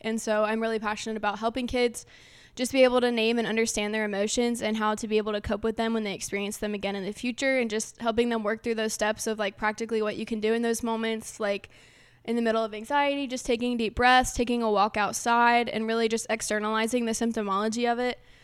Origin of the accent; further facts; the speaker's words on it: Harrisonburg, Virginia, United States; we're from Harrisonburg